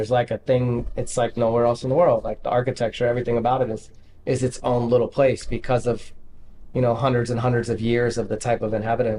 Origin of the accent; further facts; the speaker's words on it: Dallas, Texas, United States; I'm from here. I mean, I've been here since I was 6. I was from Dallas originally.